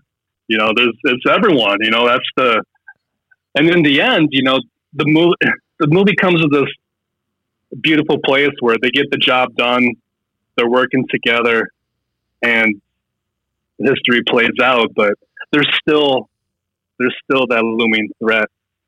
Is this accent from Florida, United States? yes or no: no; Fargo, North Dakota, United States; I'm from Fargo, so people automatically think of the movie Fargo.